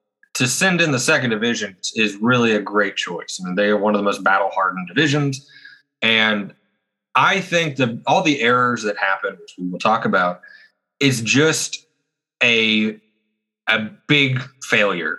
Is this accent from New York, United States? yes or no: no; Oklahoma, United States; I'm from Oklahoma